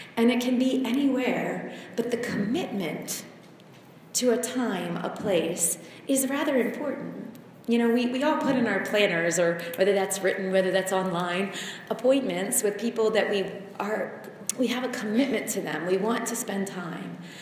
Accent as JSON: {"language": "English", "country": "United States", "moved": "as an adult", "said": "being American"}